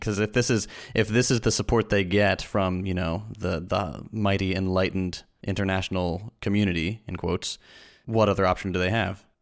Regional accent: United States; my home country, my blessed United States of America

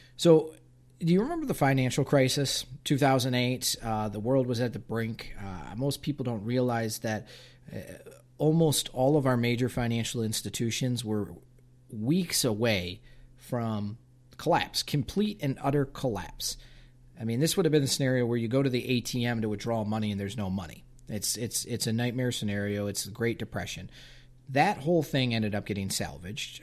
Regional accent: United States; us as, as, as American consumers and business owners

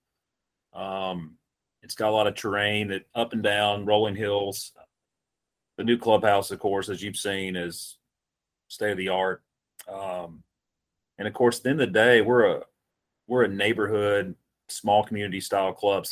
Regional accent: Bowling Green, Kentucky, United States; I grew up in Bowling Green

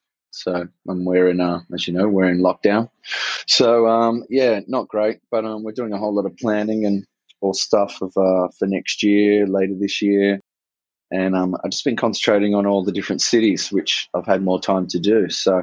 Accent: Sydney, New South Wales, Australia; moved away as an adult; I'm actually from Sydney. So I think a few people still think I'm from UK, but I'm from Sydney. grew up here.

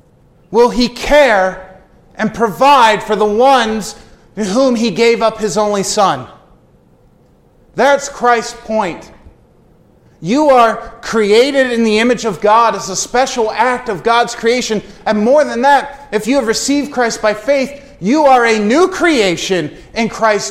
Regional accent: United States; I grew up in Amish country

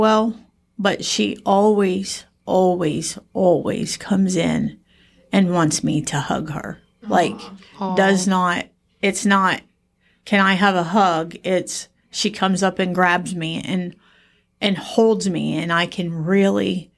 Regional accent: New Rome, Ohio, United States; I grew up in Lincoln Village in New Rome

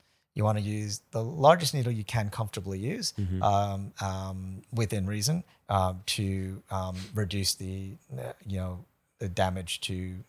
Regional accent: United States; now in Brisbane, Australia; I'm American. Like, come on. I mean, I'm not anymore.

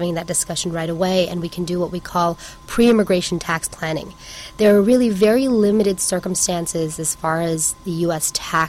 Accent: West Coast, United States; Thank you. It's good to be back. I'm actually from the West Coast.

